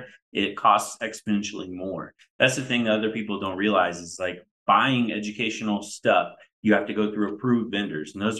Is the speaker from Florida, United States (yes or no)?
yes; Melbourne, Florida, United States; I grew up in Melbourne, Florida, and all my friends were Patrick Air Force Base families